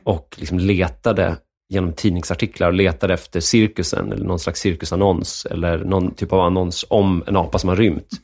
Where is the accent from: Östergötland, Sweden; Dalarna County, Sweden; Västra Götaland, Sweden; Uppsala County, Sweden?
Dalarna County, Sweden; Enviken; also born or lived in Stockholm; Jag är född i Stockholm, men eh, uppväxt i, i, Dalarna